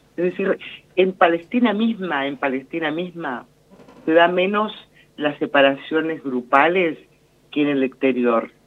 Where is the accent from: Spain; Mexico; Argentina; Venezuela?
Argentina; como argentinos